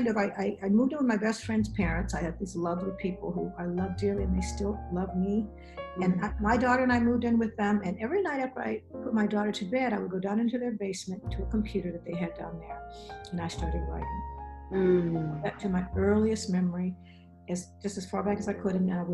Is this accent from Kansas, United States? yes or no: no; rural South, Alabama, United States; also born or lived in Atlanta, Georgia; now in Upstate New York, United States; I'm from the South, rural South.